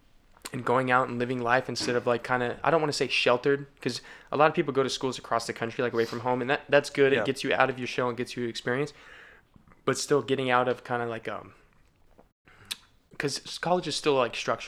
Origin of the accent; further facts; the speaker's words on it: Colorado, United States; born there; also born or lived in Tennessee / Orange County, California; because I was born in Colorado, you know, and then I lived in Tennessee, and then I moved to Orange County.